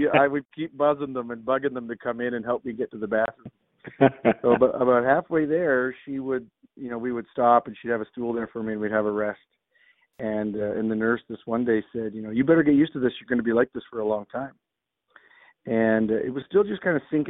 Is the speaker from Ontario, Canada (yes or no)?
yes; southern Ontario, Canada; I grew up in Ontario, here in southern Ontario, playing hockey and lacrosse